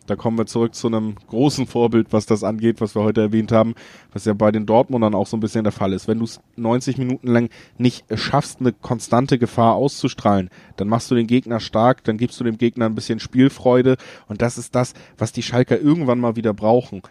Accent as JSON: {"language": "German", "town": "Cologne", "region": "North Rhine-Westphalia", "country": "Germany", "said": "ich komme ja selber aus Köln"}